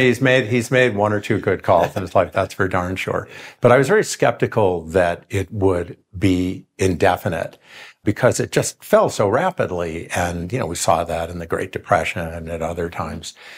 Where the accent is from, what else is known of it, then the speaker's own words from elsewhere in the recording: Rochester, New York, United States; I grew up in Rochester, New York.